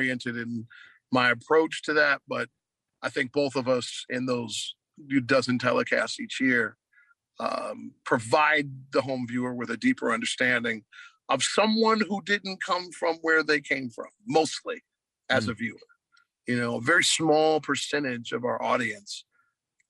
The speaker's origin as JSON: {"language": "English", "region": "Ohio", "country": "United States", "tie": "born or raised there", "also_born_or_lived": "Columbus, Ohio / Cleveland, Ohio / Cincinnati, Ohio", "said": "I grew up in Ohio."}